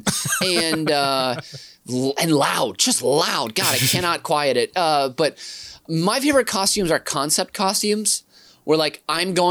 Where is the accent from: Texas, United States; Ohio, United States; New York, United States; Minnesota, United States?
Minnesota, United States; St. Paul; my first block growing up on Fairmount Avenue in St. Paul, Minnesota